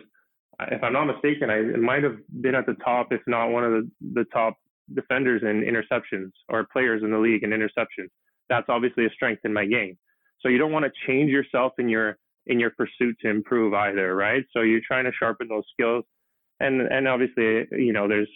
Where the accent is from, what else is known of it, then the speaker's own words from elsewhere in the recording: Canada; now that I can play in my home country